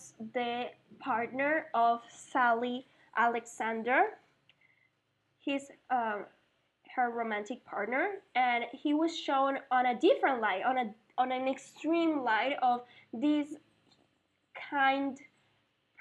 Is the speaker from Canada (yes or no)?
no; Puerto Rico; moved away; also born or lived in Mexico / Spain; I'm from Puerto Rico